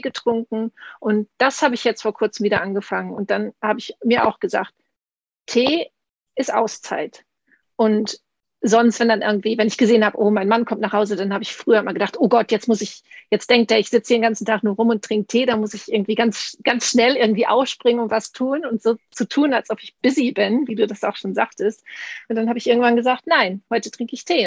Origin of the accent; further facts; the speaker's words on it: Münsterland, North Rhine-Westphalia, Germany; ich bin aus Münsterland, aber meine, mein Opa kam aus Ostfriesland